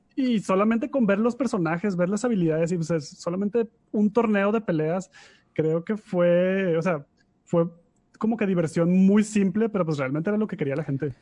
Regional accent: Monterrey, Nuevo León, Mexico; Somos unos pochos regios bien

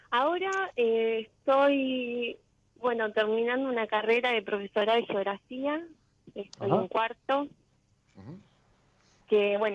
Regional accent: General Pacheco, Buenos Aires Province, Argentina; De Pacheco

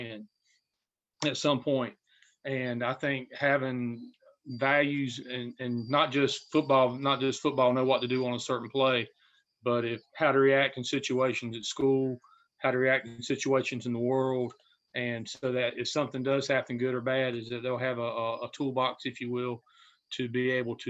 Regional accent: Red Springs, North Carolina, United States; I coached in my hometown, a little crossroads in Robson County called Red Springs

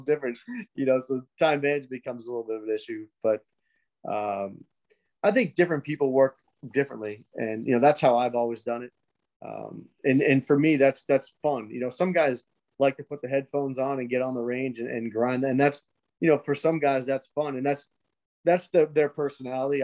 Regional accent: New England, United States; now in Florida, United States; growing up in New England

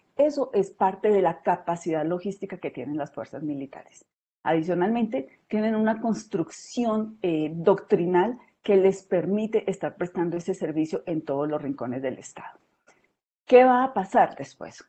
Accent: southern Colombia, Colombia; en el sur del país, eh, particularmente del departamento de donde yo soy originaria

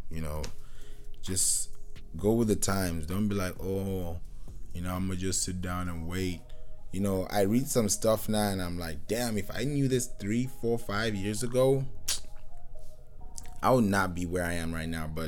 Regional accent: Kenya; also born or lived in Nigeria; I grew up in Kenya, but I'm Nigerian

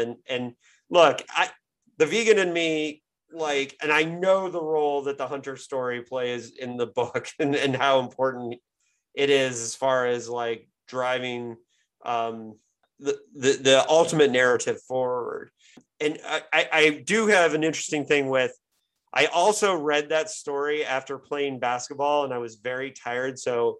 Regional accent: Midwest, United States; even though I grew up in the Midwest and whatever

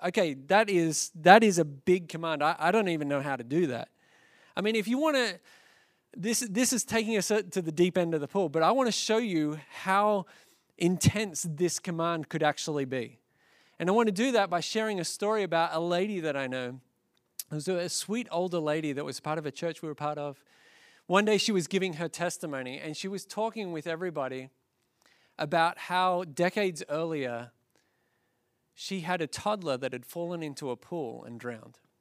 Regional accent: Australia; now in United States; as an Australian by birth

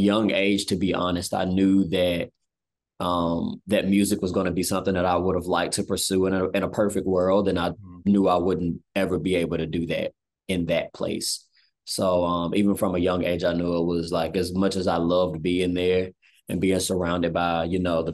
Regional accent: Selma, Alabama, United States; moved away as an adult; also born or lived in Montgomery, Alabama / Birmingham, Alabama; now in Atlanta, United States; I'm originally from Selma, Alabama. Grew up, in the country most part. From there, when I was 10 years old, moved to Montgomery.

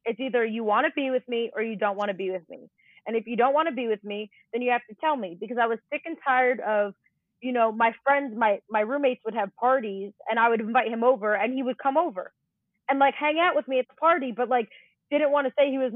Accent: New Jersey, United States; where I grew up and lived in Jersey.

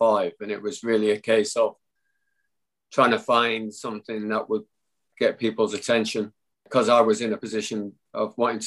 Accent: Littleborough, North West England, United Kingdom; also born or lived in Rusholme, Manchester; we moved away from Manchester when I was seven, to a place called Littleborough.

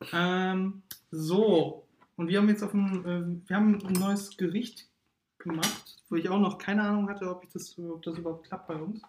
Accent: Hamburg, Germany; Wir sind gebürtige Hamburger. Wir äh, leben leider nicht so, oder wir sind auch aufgewachsen, leider nicht so tollen Teil des Ham von Hamburg

